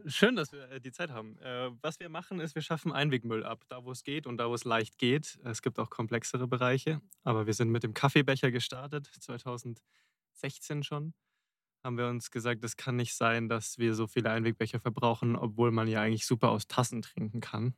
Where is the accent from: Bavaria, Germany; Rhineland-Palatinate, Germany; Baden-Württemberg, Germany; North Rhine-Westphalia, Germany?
Bavaria, Germany; Rosenheim; in Rosenheim in meiner Heimatstadt